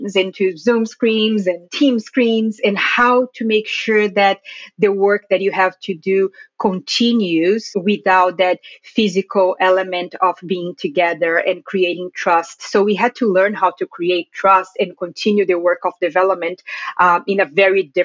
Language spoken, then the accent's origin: English; Brazil; moved away as an adult; now in Washington, D.C., United States; I live in the Washington, D.C. area, but I am originally from Brazil.